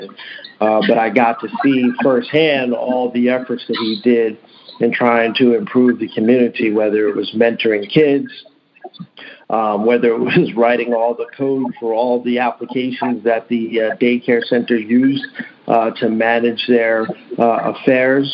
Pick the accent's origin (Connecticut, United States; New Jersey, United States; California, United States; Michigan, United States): New Jersey, United States; Central; I grew up in Central New Jersey